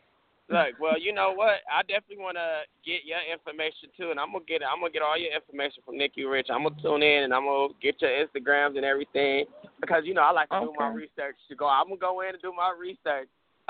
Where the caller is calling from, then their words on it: Los Angeles, California, United States; I am calling from Los Angeles, California. Los Angeles, Hollywood.